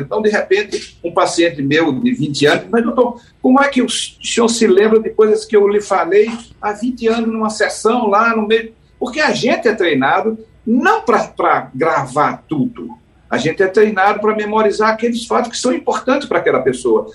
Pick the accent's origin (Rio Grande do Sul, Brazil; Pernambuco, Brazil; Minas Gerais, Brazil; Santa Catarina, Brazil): Pernambuco, Brazil; Caruaru; Eu sou de Caruaru, né? eu sou, nasci em Caruaru, mas meus pais são de Camusim de São Félix